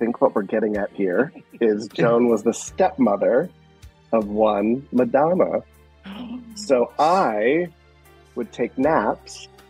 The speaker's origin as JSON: {"language": "English", "town": "Rochester Hills", "region": "Michigan", "country": "United States", "tie": "born or raised there", "also_born_or_lived": "Detroit, Michigan", "accent": "Midwesterner", "moved": "yes", "said": "I was born in Detroit, but I was raised in a town called Rochester or Rochester Hills."}